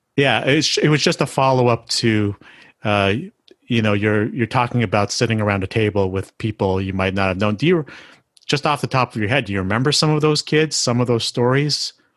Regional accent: Canada; I'm Asian Canadian

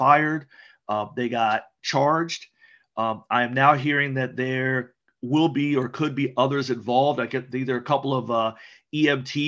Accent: Prince George's County, Maryland, United States; as a kid growing up in Prince George's County

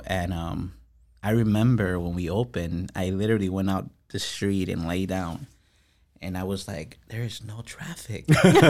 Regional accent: Chicago, Illinois, United States; moved away as an adult; now in Topeka, United States; And I'm from Chicago

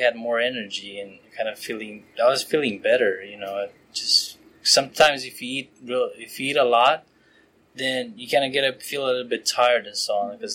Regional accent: Romania; moved away as an adult; now in United States; I'm originally from Romania

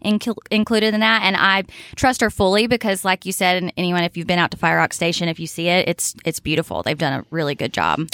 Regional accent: Lenoir, North Carolina, United States; moved away as an adult; now in Boone, United States; I'm not from far away. I'm from Lenore

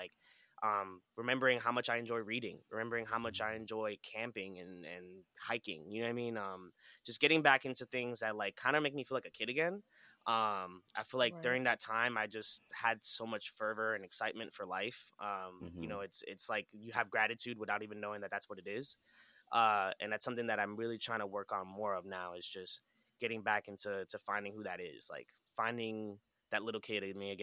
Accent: New York City, New York, United States; also born or lived in Orlando, Florida; now in South West Florida, United States; I grew up in New York

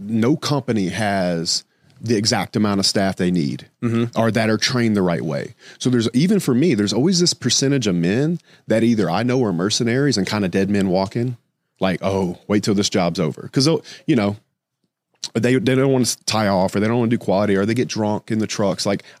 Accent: the South, United States; because I'm from the South and it's very be seen, not heard.

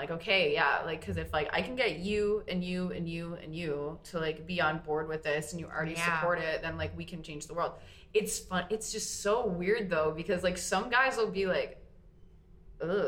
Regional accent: East Coast, United States; now in Green Bay, United States; I'm from the East Coast

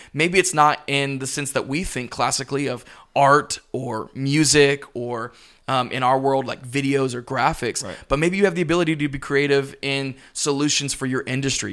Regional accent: Pensacola, Florida, United States; now in Tampa, United States; I'm originally from Pensacola, Florida

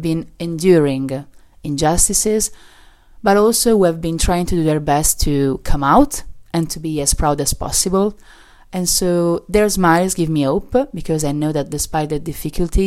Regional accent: Modena, Emilia-Romagna, Italy; who surround me in Modena, my hometown

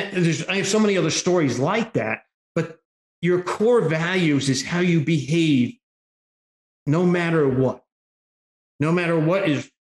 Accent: Northern Virginia, United States; moved away; also born or lived in Memphis, Tennessee; Northern Virginia

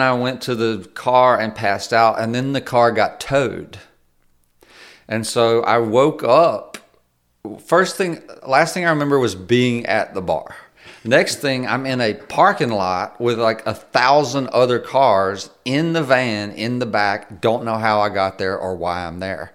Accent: Mississippi, United States; we're both from Mississippi.

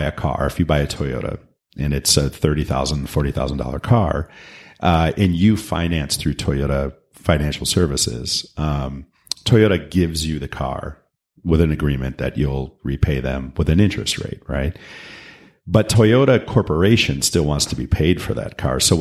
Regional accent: Michigan, United States; moved away; also born or lived in Los Angeles, California / Pasadena, California; I'm originally from Michigan.

